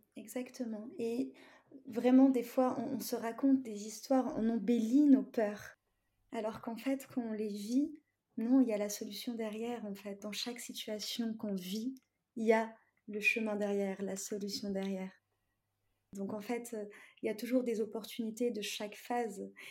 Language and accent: French; Tunisia; now in France; je suis tunisienne et mes, parents, ils sont pas en France. Donc en fait, euh, j'ai toujours été toute seule en France